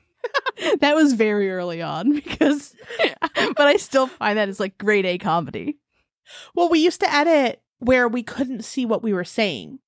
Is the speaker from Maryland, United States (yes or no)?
yes; Maryland, United States; I'm from Maryland